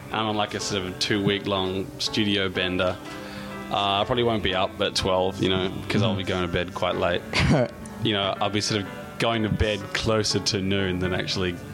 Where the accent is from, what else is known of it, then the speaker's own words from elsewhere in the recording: Perth, Western Australia, Australia; I'm from Perth, Australia